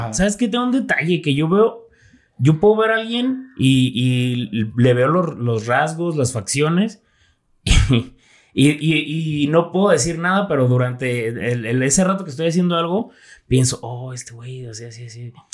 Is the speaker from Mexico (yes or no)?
yes; Zapotlanejo, Jalisco, Mexico; also born or lived in Guadalajara; toda mi vida la he vivido aquí en Zapotlanejo